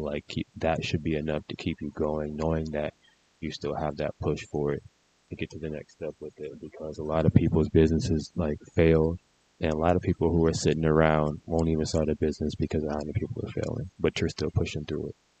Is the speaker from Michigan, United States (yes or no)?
yes; Detroit, Michigan, United States; I'm from Detroit